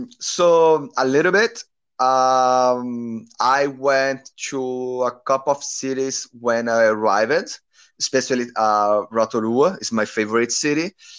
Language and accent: English; Brazil; English is a second language; moved away as an adult; now in Auckland, New Zealand; I'm from Brazil. I'm 30, 31 years old, and I'm living in Auckland, New Zealand at the moment